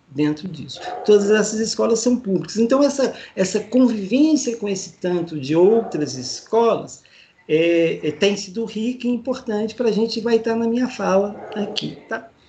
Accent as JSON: {"language": "Portuguese", "region": "Minas Gerais", "country": "Brazil", "said": "Eu, eu sou de Minas, né?"}